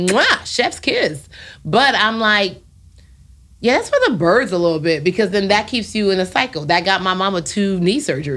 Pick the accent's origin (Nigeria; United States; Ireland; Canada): Nigeria; Being Nigerian got me where I am. Like, having faith and having the green, white, green flag be on my back, like, I made it. Because I literally have a tattoo that says Nigerians don't finish last on my wrist.